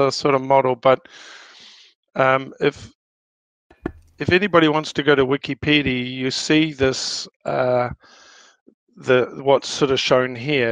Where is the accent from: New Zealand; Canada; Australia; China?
New Zealand; now in Denmark; I'm originally from New Zealand. And I now live in Denmark